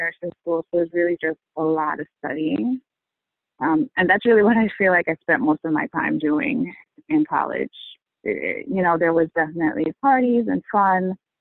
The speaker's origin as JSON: {"language": "English", "region": "northern New Jersey", "country": "United States", "tie": "born or raised there", "moved": "as an adult", "lives_now": "Connecticut, United States", "said": "I grew up in New Jersey, in northern New Jersey. I live in Connecticut now, about an hour away"}